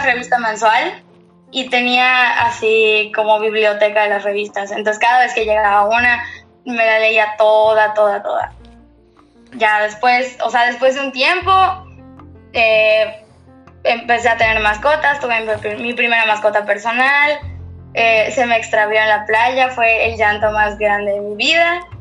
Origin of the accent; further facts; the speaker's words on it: Mérida, Yucatán, Mexico; soy de Mérida, Yucatán. Aquí nací, crecí y absolutamente todo